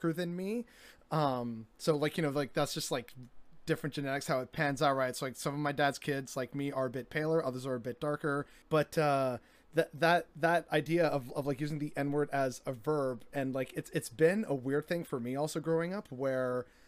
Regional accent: Canada; I grew up as both a Canadian and a Latino

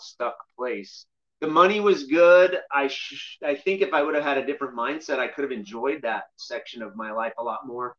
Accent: Glenwood Springs, Colorado, United States; also born or lived in Grand Junction, Colorado / Southern California; I grew up here in Glenwood Springs, Colorado, and my parents were pastors growing up

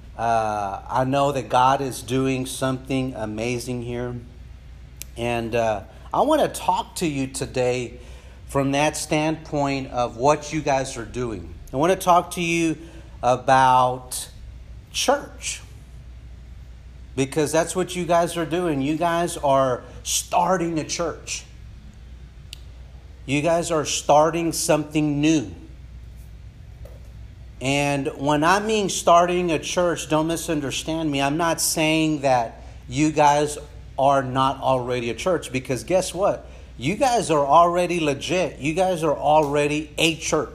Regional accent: San Angelo, Texas, United States; now in San Antonio, United States; from a small town, it's not that small, town in West Texas called San Angelo, Texas

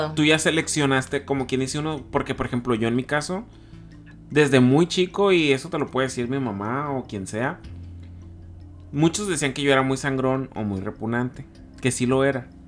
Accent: Culiacán, Sinaloa, Mexico; moved away as an adult; now in Tijuana, Mexico; al momento de que yo decidí soltarme de, mi tierra, que no nada más solté a mi familia, solté a mis amigos, solté a, a mi vida que tenía en Culiacán

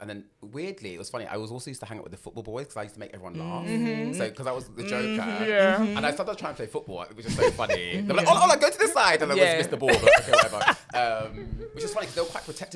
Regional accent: London, United Kingdom; I grew up in West London. So Acton Town.

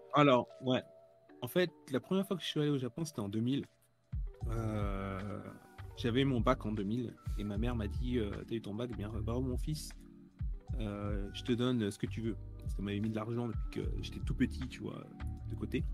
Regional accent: France; moved away as an adult; now in Tokyo, Japan; je suis français, j'habite à Tokyo depuis 18 ans

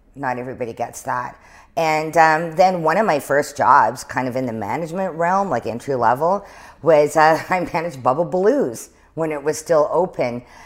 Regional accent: Lillooet, British Columbia, Canada; also born or lived in Chilliwack / Kitwanga / Prince George; was just born there and was raised in, um, Lillooet for a few years

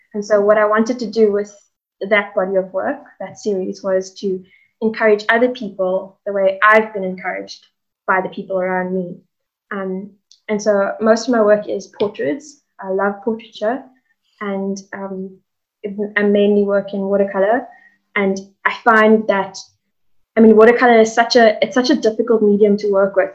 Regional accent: Cape Town, Western Cape, South Africa; also born or lived in Hout Bay; I'm originally from Cape Town, born and bred

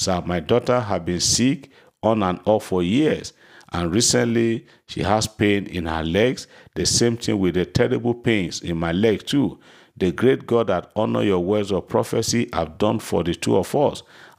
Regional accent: Port Harcourt, Rivers State, Nigeria; from Mina. … from Port Harcourt. I have come to testify to the goodness and the mercies of the Lord upon my family.

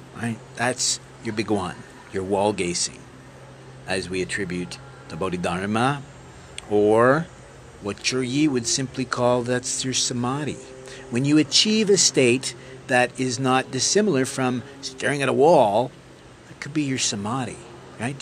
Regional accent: Canada; being Canadian

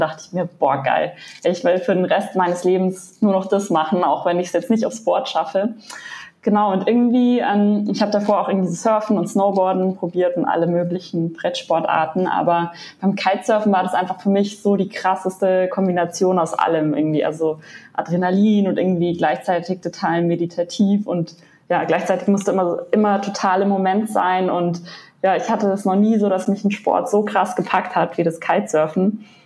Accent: Munich, Bavaria, Germany; ich komme ja aus München, bin also eher in den Bergen

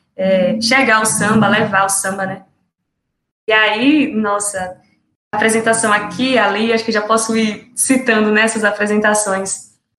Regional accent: Serrinha, Bahia, Brazil; eu sou daqui de Serrinha, como Vitória bem disse, bem pertinho de Feira de Santana

